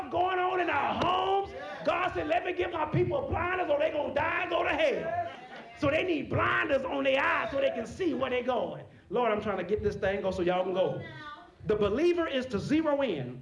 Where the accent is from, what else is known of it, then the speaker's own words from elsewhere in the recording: Texas, United States; I'm from Texas